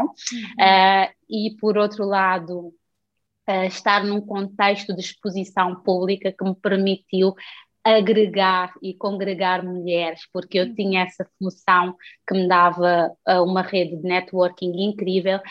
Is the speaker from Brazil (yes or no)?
no; Santo Antão, Cape Verde; moved away as an adult; also born or lived in United States; now in Portugal; eu nasci em Cabo Verde, na ilha de Santo Antão, que é das ilhas mais rurais do uhum. país, um, mas eu fui educada numa família altamente religiosa